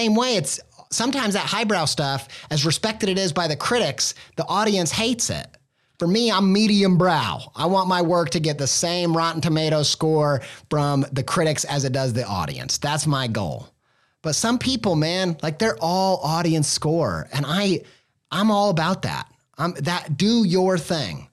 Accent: Indiana, United States; moved away; a Midwestern Indiana boy raised

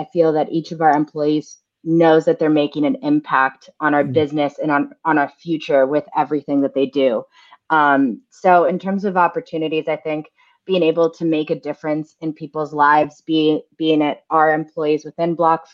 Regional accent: United States; also born or lived in Brooklyn, New York; I was actually the first person in my family to be born in the U.S. My parents came over in the 80s just because of the instability of the Argentine economy.

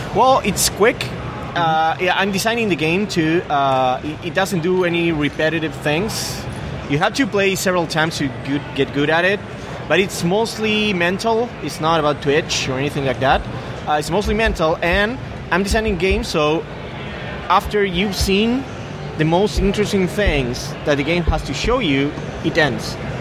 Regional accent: Buenos Aires, Argentina; I am from Buenos Aires, Argentina

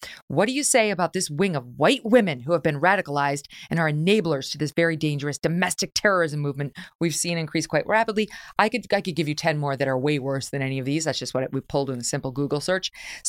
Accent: New York, United States; Virtually all of my friends are Democrats. I grew up in New York State.

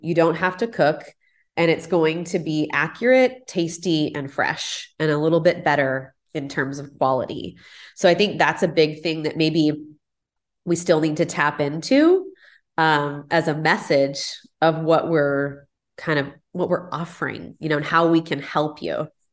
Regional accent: Houston, Texas, United States; moved away as an adult; also born or lived in Pasadena; now in Houston, United States; growing up in the Heights

